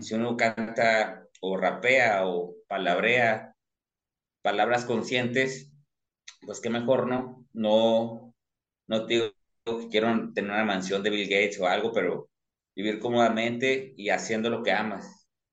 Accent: Torreón, Coahuila, Mexico; como soy de la laguna de Torreón

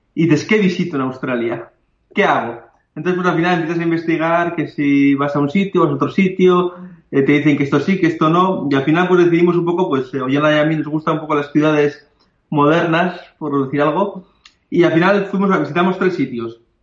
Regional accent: Bilbao, Basque Country, Spain; vivimos en Bilbao

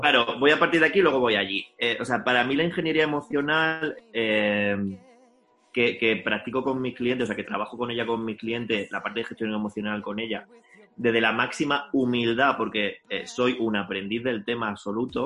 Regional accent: Linares, Andalusia, Spain; accent: andaluza; yo soy de Linares

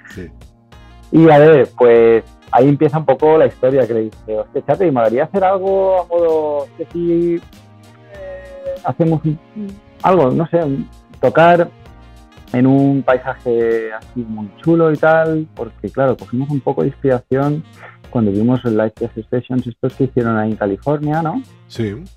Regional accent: Alicante coast, Valencian Community, Spain; also born or lived in South of England; llevo aquí, llevo aquí desde los tres años en España ya, en la costa alicantina

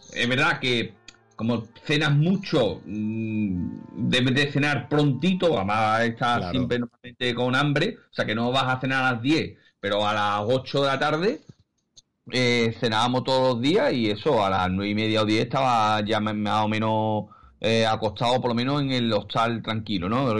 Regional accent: Seville, Andalusia, Spain; somos de Sevilla

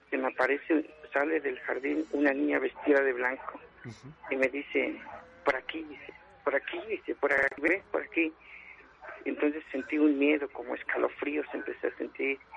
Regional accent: Puebla, Mexico; now in Mexico City, Mexico; de Puebla y fue en mi pueblo, el municipio de en Cerdán, Puebla. Entonces ya cuando me vine aquí en la ciudad

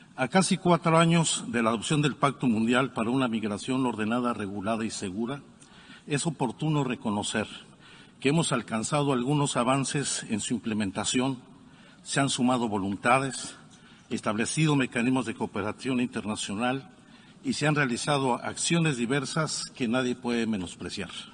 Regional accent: Mexico

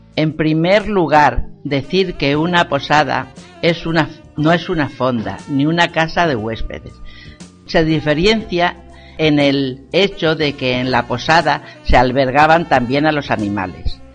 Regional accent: Porzuna, Castilla-La Mancha, Spain; de Porzuna. He vivido en una posada 26 años

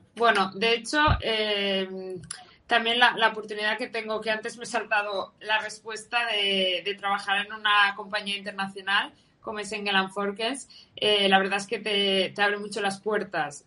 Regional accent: Valencia, Valencian Community, Spain; soy de Valencia

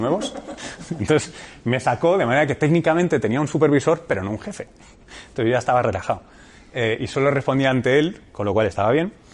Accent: Barcelona, Catalonia, Spain; moved away as an adult; also born or lived in United States; yo tengo familia cartagenera y manchega eh, y soy nacido en Barcelona

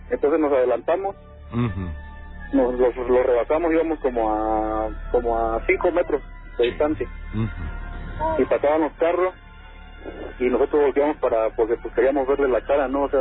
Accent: Catemaco, Veracruz, Mexico; Eh, yo soy de Catemaco.

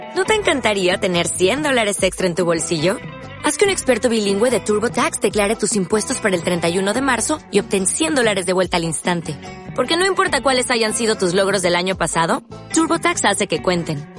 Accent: Mexico; nosotros siendo como mexicanos

